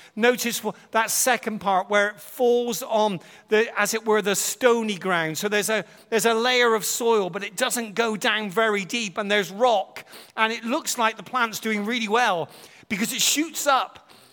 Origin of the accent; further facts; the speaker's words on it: United Kingdom; we're from Britain